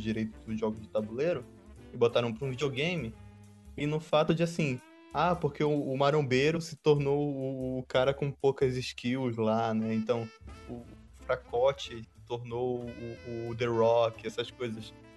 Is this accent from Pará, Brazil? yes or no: yes; Belém, Pará, Brazil; a gente disse que é de Belém